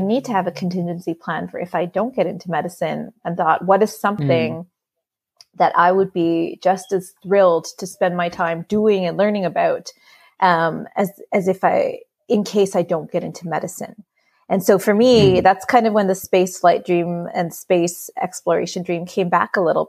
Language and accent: English; Canada; I grew up in the 90s, and this was when Canada, where I grew up